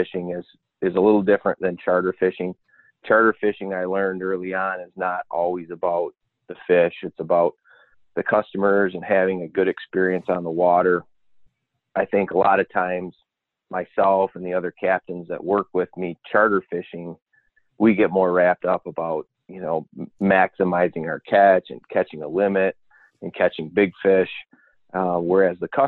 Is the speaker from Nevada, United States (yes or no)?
no; Petoskey, Michigan, United States; I grew up in Petoskey